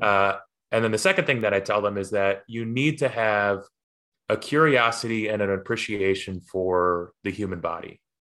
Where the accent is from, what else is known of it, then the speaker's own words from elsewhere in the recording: Poughkeepsie, New York, United States; growing up in Poughkeepsie